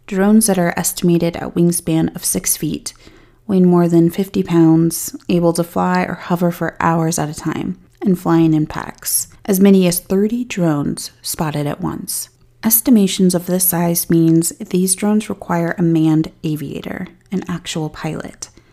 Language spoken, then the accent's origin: English; Colorado, United States; my hometown here in Colorado